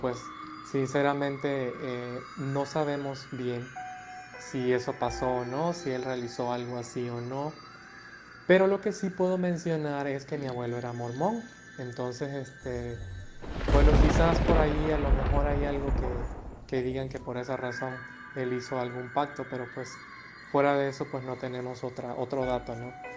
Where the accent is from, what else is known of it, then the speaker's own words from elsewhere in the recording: Mexico; nosotros acá en México